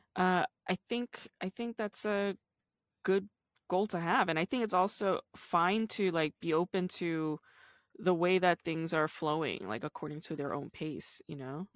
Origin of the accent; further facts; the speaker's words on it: New York, United States; I grew up in the East Coast, I'm from New York